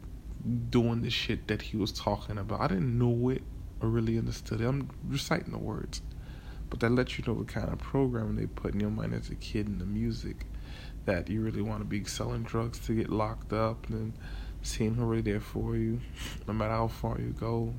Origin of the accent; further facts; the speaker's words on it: Miami, Florida, United States; You know I'm from Miami